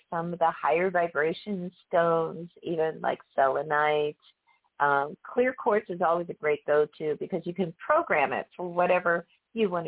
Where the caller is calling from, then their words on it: Florida, United States; I'm calling from Florida